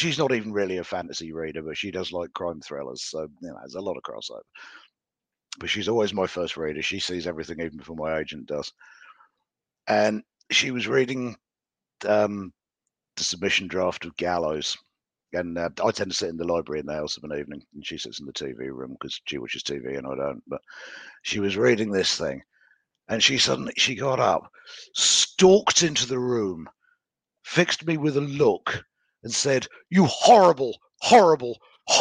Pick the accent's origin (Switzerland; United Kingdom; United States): United Kingdom; I'm British